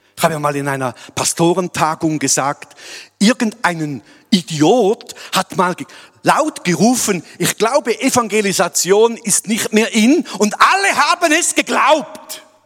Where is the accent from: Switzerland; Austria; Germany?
Switzerland; als Schweizer Gemeinde